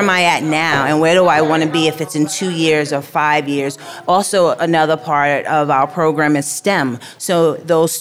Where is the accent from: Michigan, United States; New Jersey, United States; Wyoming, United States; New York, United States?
New York, United States; New York City; I grew up in the Bronx